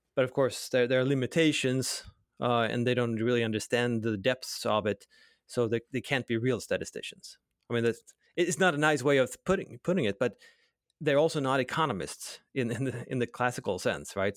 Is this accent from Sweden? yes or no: yes; Sweden; I grew up in Sweden